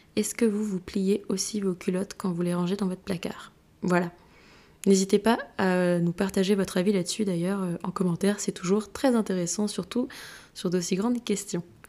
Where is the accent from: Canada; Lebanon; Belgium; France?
France; Brittany; also born or lived in Madrid; now in Rennes, France; je suis bretonne, rennaise depuis pas si longtemps